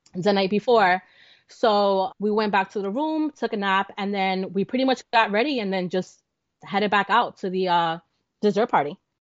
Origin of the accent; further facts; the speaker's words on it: New Jersey, United States; we're from New Jersey